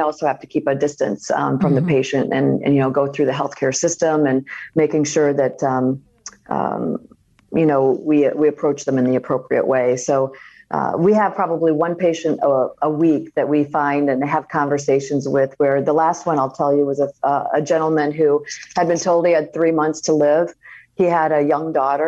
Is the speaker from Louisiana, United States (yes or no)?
no; Iowa, United States; moved away; growing up in Iowa, you know when it's your turn and what you should